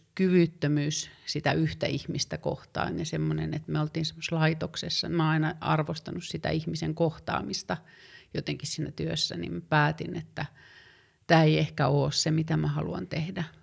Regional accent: Tervola, Lapland, Finland; moved away as an adult; also born or lived in Rovaniemi / Oulu; mä oon syntynyt Rovaniemellä aika monta vuotta sitten ja elänyt nuoruuden Tervolan nimissä pienessä kylässä.

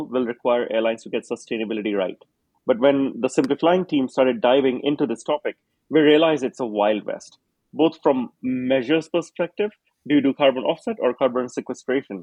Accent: Singapore; I grew up in Singapore

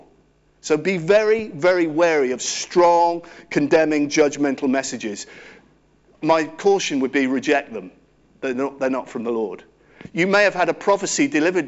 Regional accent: Cirencester, South West England, United Kingdom; I grew up in Cirencester Baptist Church

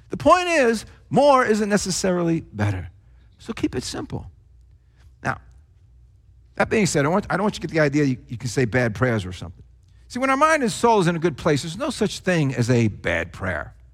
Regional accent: New Jersey, United States; accent: Jersey; if it wasn't, you know, for my not so Christian words that I'd often use, then it was because of my Jersey accent, because it was so thick in those days.

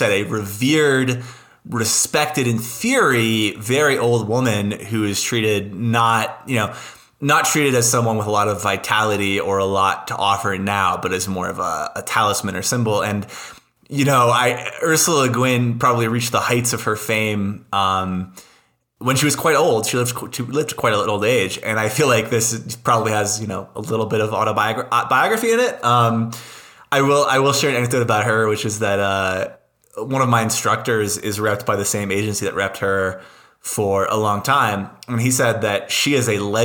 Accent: Laramie, Wyoming, United States; moved away as an adult; I know Laramie just exceptionally well already

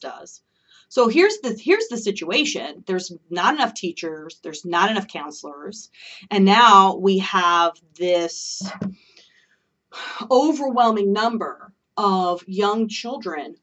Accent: Oregon, United States; moved away; I'm originally from Oregon

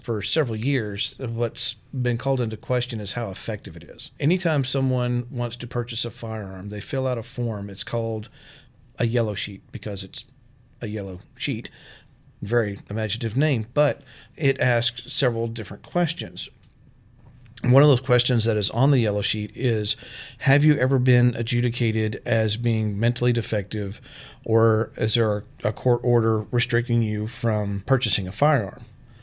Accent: Texas, United States; moved away as an adult; also born or lived in Arkansas / Storm Lake, Iowa; now in Iowa, United States; I'm from Texas. I've lived in Texas and Arkansas

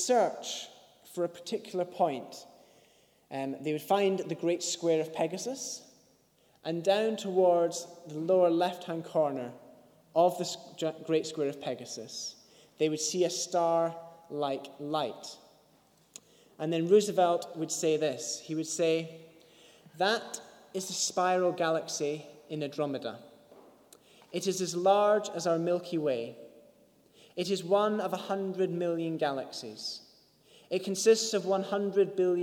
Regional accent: Scotland, United Kingdom; I'm Scottish

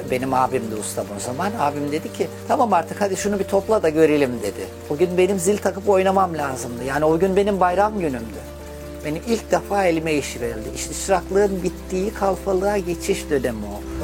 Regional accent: Istanbul, Turkey; also born or lived in Çay, Afyon, Turkey; 7-8 yaşına kadar oradaydım. İstanbul'a geldim. İstanbul'da da abimin yanında büyüdüm.

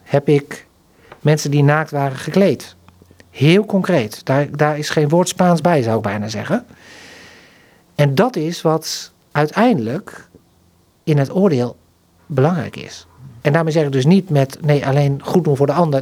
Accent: Netherlands

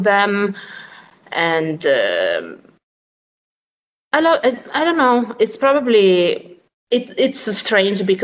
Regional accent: Rimini, Emilia-Romagna, Italy; now in Rome, Italy; I was born in Rimini, which is on the other coast of Italy

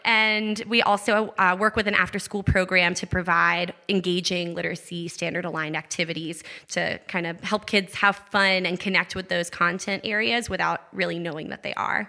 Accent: Gainesville, Georgia, United States; moved away; I'm originally from Gainesville, Georgia, which is about an hour and 15 minutes north of Atlanta.

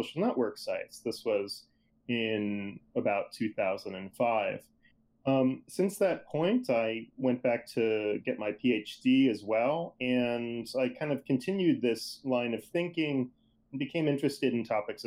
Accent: outside of Boston, Massachusetts, United States; I grew up outside of Boston, Massachusetts

